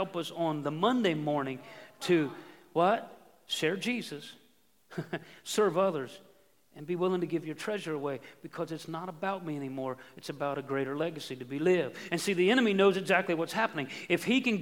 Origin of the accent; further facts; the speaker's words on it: United States; moved away as an adult; also born or lived in Ohio; this is my hometown. I grew up here, but that was home for 17 years